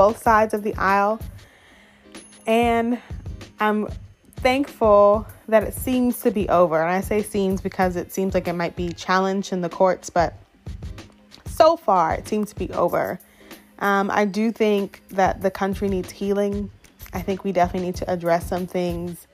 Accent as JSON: {"language": "English", "area": "suburbs of Atlanta, Gwinnett County", "region": "Georgia", "country": "United States", "tie": "born or raised there", "moved": "as an adult", "lives_now": "Austin, United States", "said": "I grew up in the suburbs of Atlanta in Gwinnett County"}